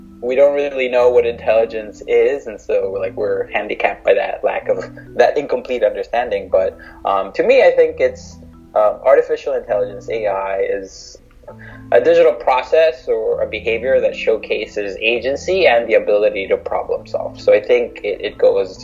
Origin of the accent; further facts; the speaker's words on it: Mexico; I'm from Mexico